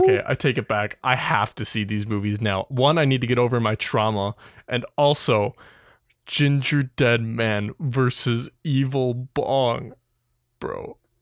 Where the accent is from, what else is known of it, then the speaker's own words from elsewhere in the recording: Wisconsin, United States; me and …, we're from Wisconsin